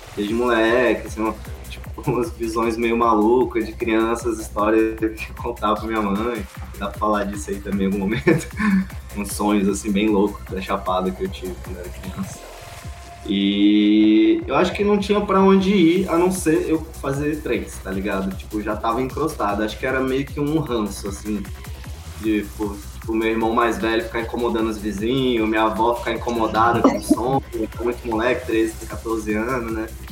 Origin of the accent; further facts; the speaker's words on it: Alto Paraíso de Goiás, Goiás, Brazil; also born or lived in Rio de Janeiro / Moinho; crescer aqui é foi bom demais